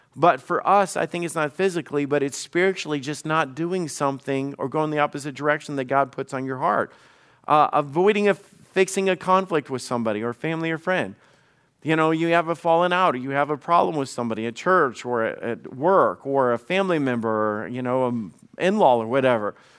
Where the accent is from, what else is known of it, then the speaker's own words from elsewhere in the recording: the South, United States; I grew up in the South